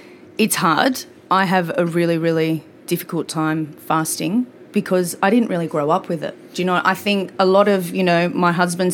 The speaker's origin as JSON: {"language": "English", "town": "North Epping", "region": "New South Wales", "country": "Australia", "tie": "born or raised there"}